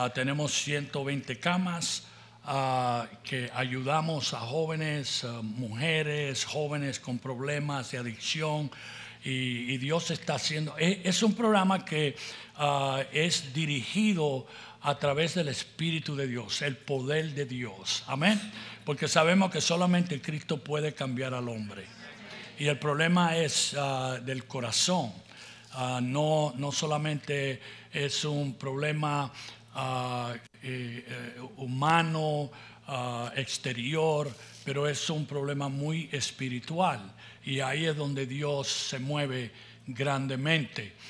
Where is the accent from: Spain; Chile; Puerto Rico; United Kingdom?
Puerto Rico; also born or lived in La Puente, California; now in United States; nací en Puerto Rico